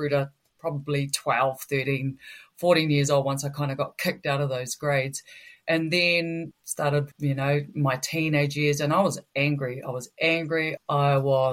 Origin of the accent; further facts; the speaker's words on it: Putaruru, Waikato, New Zealand; Born and raised in Putaruru. Very proud of my upbringing back down there. A true Waikato girl through and through.